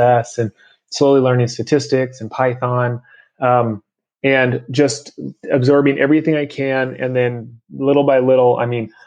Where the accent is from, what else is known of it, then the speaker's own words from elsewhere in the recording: Oregon, United States; I grew up in Oregon